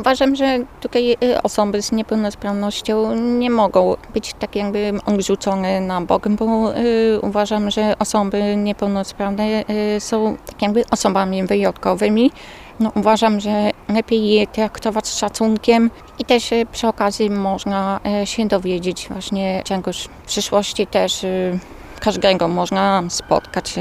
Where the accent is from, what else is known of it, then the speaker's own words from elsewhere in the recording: Świnik, Poland; pochodzę ze Świnika